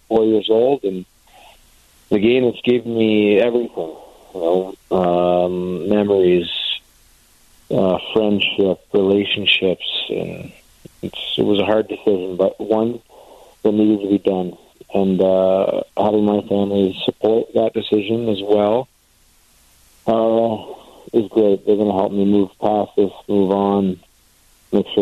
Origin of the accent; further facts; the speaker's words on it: Canada; being a Canadian kid, I watched a lot of hockey growing up